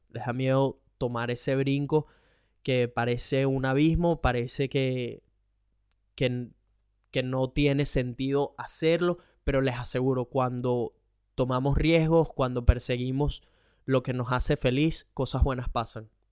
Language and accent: Spanish; Venezuela; now in Australia